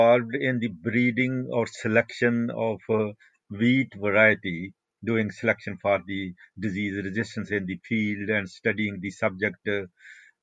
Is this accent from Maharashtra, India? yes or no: no; village near Amritsar, Punjab, India; also born or lived in Ludhiana, India; I was born in India, just near the border between Pakistan and India. My family had moved from Pakistan during partition, and my father died during those riots. And then I studied in the village school